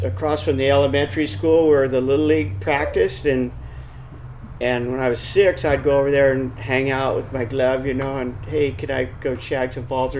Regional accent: San Diego, California, United States; also born or lived in El Centro, California; by the time I was four, we started living in San Diego.

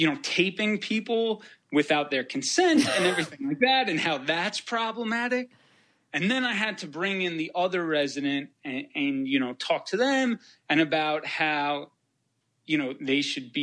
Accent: New York, United States; I'm from New York.

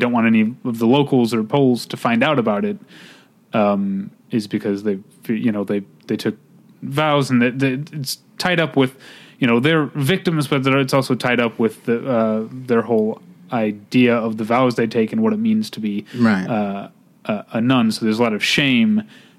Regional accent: St. Louis, Missouri, United States; born or raised there; now in California, United States

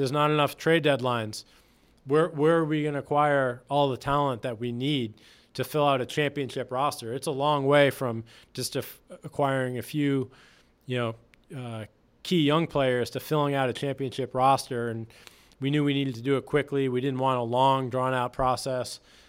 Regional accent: Boston, Massachusetts, United States; moved away as an adult; now in Chicago, United States; I'm more Bostonian than a Chicagoan because I grew up there

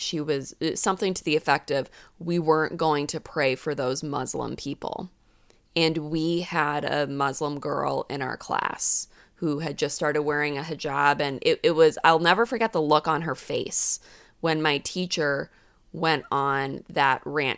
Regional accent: New England, United States; I grew up in New England

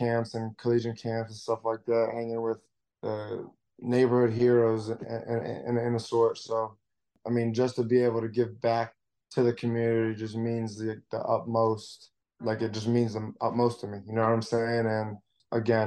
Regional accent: Broward County, Florida, United States; We're in Broward County

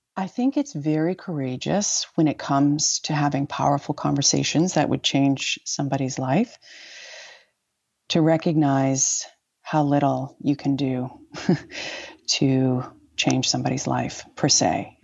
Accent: New York, United States; also born or lived in West Africa; as a New Yorker

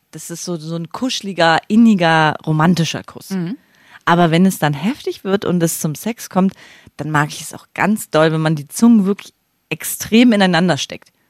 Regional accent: East Germany, Germany; ich bin ja ein Ossi. Und gleich nach der Wende haben diese Läden überall aufgemacht. Tattoo-Shops, Piercing-Shops. Da bin ich von Greifswald nach Rostock gefahren

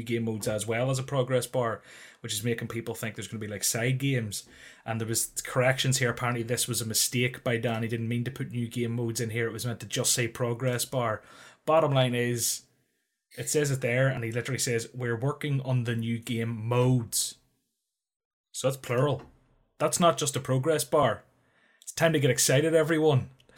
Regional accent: Northern Ireland, United Kingdom; I'm from Northern Ireland, deal with it.

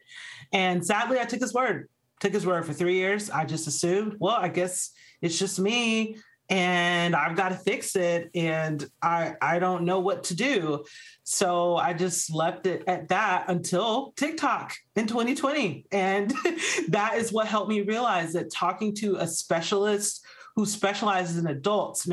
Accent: Georgia, United States; moved away as an adult; also born or lived in Arizona; we actually moved back to my home state of Georgia, where we're now living a much slower life

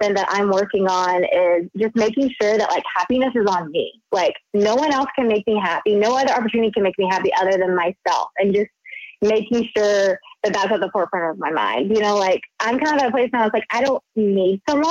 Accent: the South, United States; moved away as an adult; now in Los Angeles, United States; growing up in the South, like my parents got married young

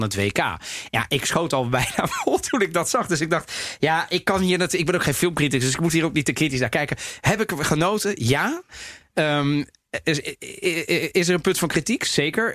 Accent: Italy; als Italiaan

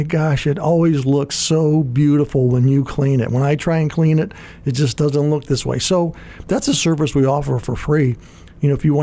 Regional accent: Gary, Indiana, United States; I grew up in Gary, Indiana

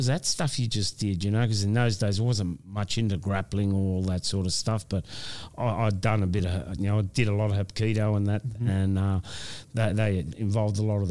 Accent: Wollongong, New South Wales, Australia; this is my hometown.

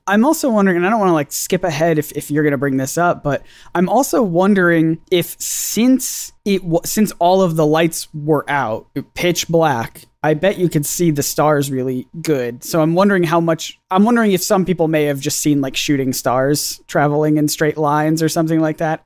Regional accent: United States; as the American on this podcast

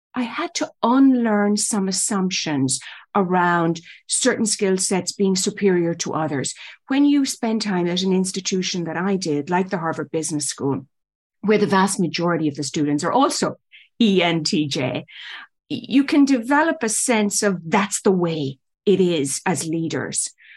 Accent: Ireland; moved away as an adult; also born or lived in New York City; now in United States; I was born and raised in Ireland.

